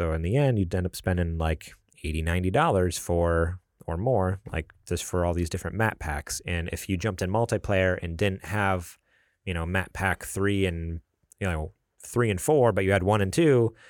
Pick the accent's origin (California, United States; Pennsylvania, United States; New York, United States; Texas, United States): New York, United States; I'm from New York.